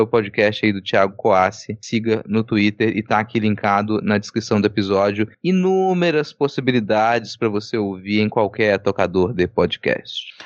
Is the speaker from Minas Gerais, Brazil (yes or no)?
yes; Minas Gerais, Brazil; now in Espírito Santo, Brazil; sou de Minas Gerais